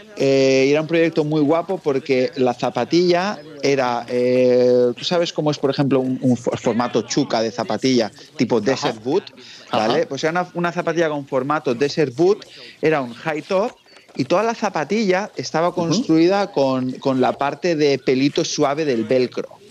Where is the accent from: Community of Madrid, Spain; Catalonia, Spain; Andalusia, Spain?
Catalonia, Spain; La Palma de Cervelló; este pueblo se llama La Palma de Cervelló y es un pueblo eh, súper pequeño de la provincia del Valle Llobregat en Barcelona.